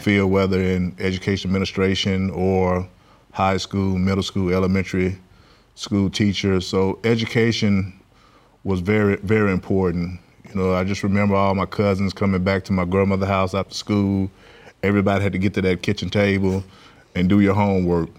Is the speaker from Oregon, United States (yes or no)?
no; Clarksdale, Mississippi, United States; now in Baton Rouge, United States; I grew up in Clarksdale, Mississippi, um, part of the Mississippi Delta area of, uh, Mississippi.